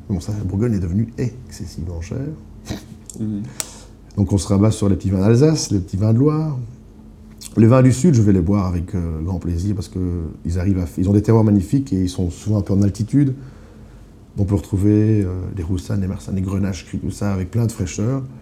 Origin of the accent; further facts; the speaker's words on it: Eupen, Wallonia, Belgium; on vient de Pen. Ah, mais je connais la famille Siou à Eupen. Et effectivement, Eupen, il y a un restaurant chinois, le seul, qui, euh, dont la fille était avec moi en classe.